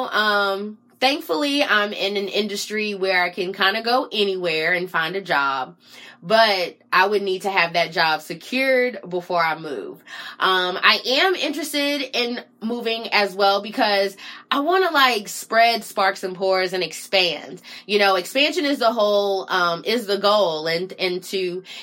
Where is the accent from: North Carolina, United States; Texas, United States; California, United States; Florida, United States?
North Carolina, United States; Raleigh; moved away as an adult; now in Washington, DC, United States